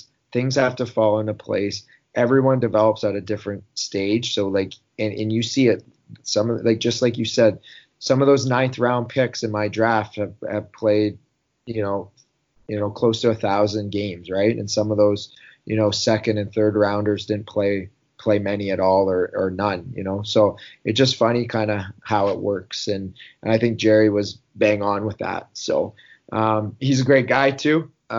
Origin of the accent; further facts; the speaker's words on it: Newmarket, Ontario, Canada; I decided to play for the Newmarket Hurricanes in my hometown.